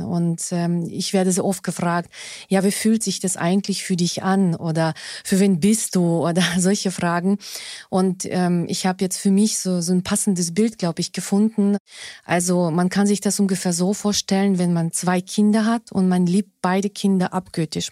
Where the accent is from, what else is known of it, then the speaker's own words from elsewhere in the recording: Russia; now in Germany; Ich bin ja in Russland geboren und aufgewachsen.